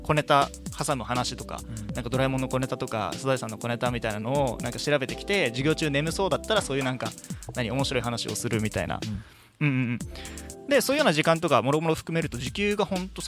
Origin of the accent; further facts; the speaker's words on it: Uruma, Okinawa, Japan; 僕の実家がうるま市にあって